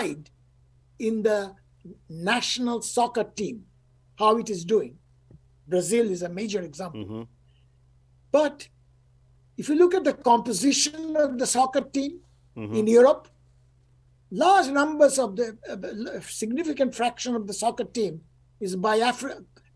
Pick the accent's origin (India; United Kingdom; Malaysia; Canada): India; now in United States; I live in the United States, I'm from India.